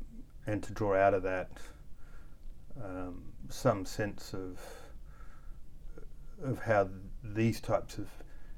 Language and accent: English; Australia; also born or lived in Mexico; I was born in Mexico. My mother was South African. My father was 4 generations Australian from Scotland.